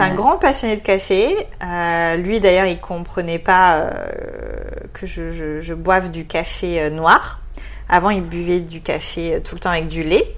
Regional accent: near Bordeaux, Nouvelle-Aquitaine, France; accent: French; moved away as an adult; also born or lived in Melbourne, Australia; now in Sydney, Australia; je suis du sud-ouest

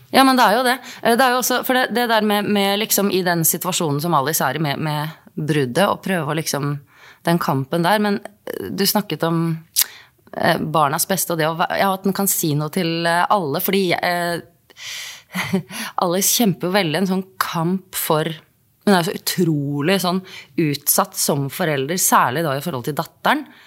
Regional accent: Norway; Jeg er jo norsk

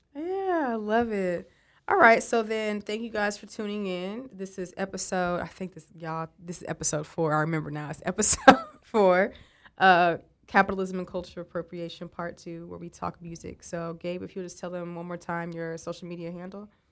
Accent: West Texas, United States; moved away; I'm from West Texas

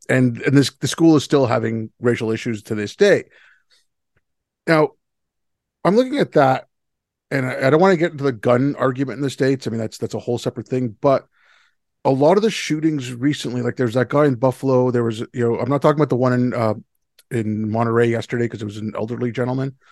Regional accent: India; now in Canada; I come from India

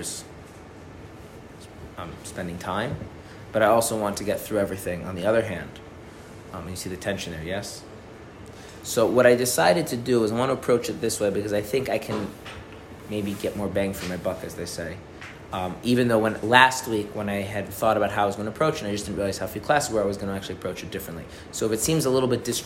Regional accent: United States; as an American

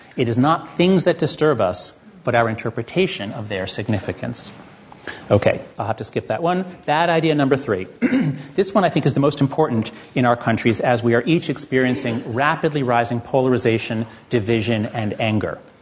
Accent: United States; I'm an American

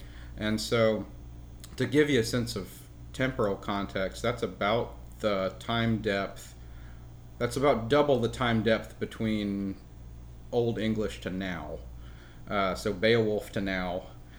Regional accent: Birmingham, Alabama, United States; moved away as an adult; also born or lived in Madison, Wisconsin; now in Chapel Hill, United States; I grew up in Birmingham.

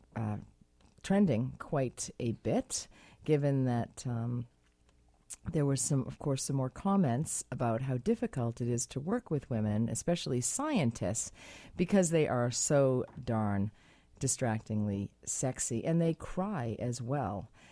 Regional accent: United States; now in Vancouver, Canada; I am American.

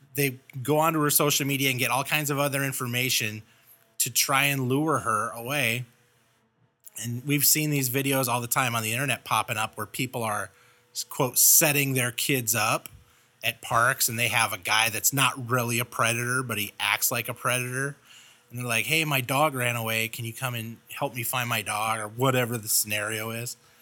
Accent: Los Angeles, California, United States; moved away; I grew up in Los Angeles

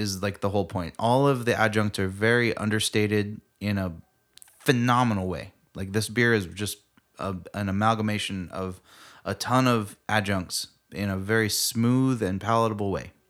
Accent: United States

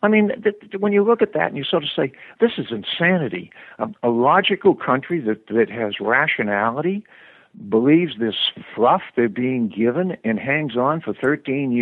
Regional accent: United States; I'm an American

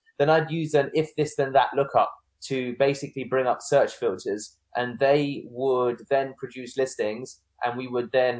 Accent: United Kingdom; I'm British, but I'm also Indian.

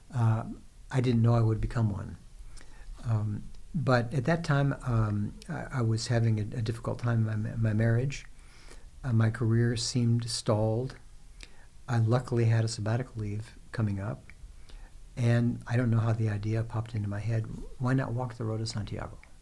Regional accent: Los Angeles, California, United States; I was brought up in Los Angeles.

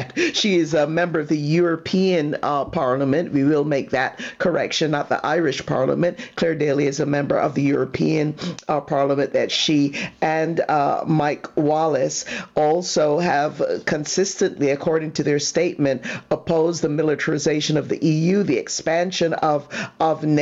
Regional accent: Barbados; I'm from Barbados

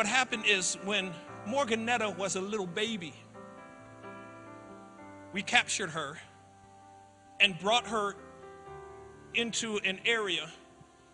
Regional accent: Springfield, Massachusetts, United States; growing up in Springfield, Mass.

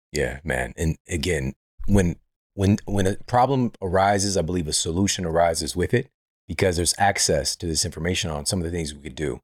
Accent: St. Louis, Missouri, United States; I'm from Saint Louis.

